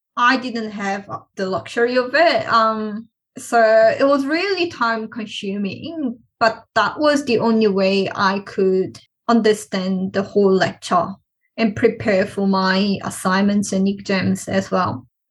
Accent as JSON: {"language": "English", "town": "Cheonan", "region": "South Chungcheong", "country": "South Korea", "tie": "born or raised there", "moved": "as an adult", "lives_now": "Australia", "said": "I was born and raised in Cheonan, South Korea. And then I came to Australia at the age of 18."}